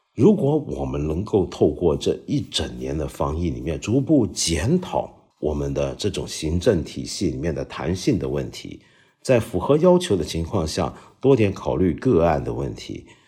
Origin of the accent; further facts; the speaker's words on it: China; 我们中国人